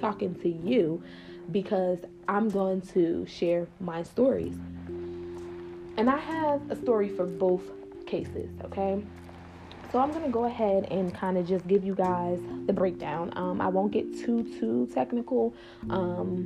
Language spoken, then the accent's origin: English; New Jersey, United States; I'm from New Jersey